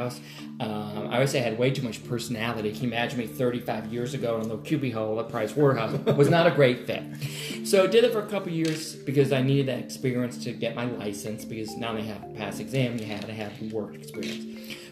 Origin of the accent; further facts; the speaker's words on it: Connecticut, United States; now in Atlanta, United States; I was born and raised in Connecticut